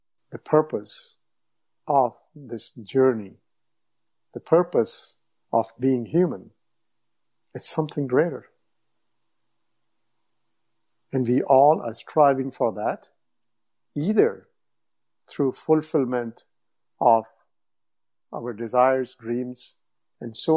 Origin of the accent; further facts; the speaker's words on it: India; English is a second language; moved away as an adult; also born or lived in Toronto, Canada / Windsor, Canada; now in United States; I grew up in India, but then I've been in North America for, I don't know, 25 years.